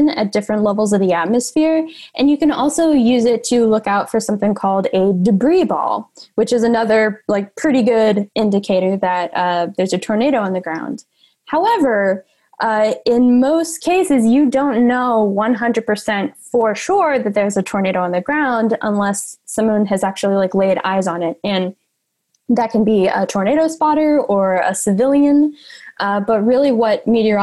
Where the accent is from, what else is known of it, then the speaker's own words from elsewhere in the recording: Nashville, Tennessee, United States; I grew up in Nashville, Tennessee